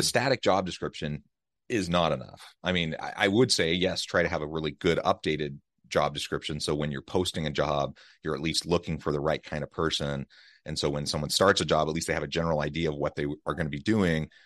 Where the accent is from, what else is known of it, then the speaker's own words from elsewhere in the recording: United States; now in Utah, United States; Kansas City, Missouri, close to my hometown